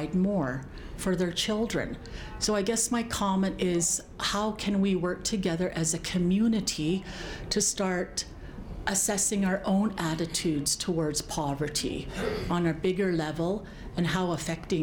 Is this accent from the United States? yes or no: no; Blood Reserve, Alberta, Canada; now in Lethbridge, Canada; I live in Lethbridge, but I'm from the Blood Reserve